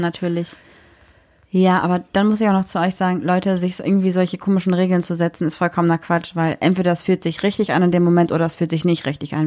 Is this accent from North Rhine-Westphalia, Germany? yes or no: yes; Düsseldorf, North Rhine-Westphalia, Germany; ich bin 26 Jahre alt und ich komme aus Düsseldorf.